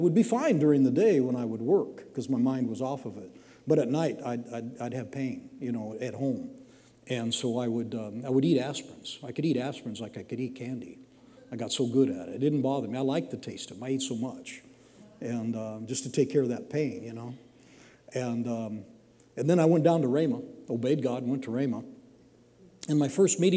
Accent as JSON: {"language": "English", "region": "Washington", "country": "United States", "tie": "born or raised there", "moved": "yes", "said": "I grew up in Washington. It's kind of wet up there"}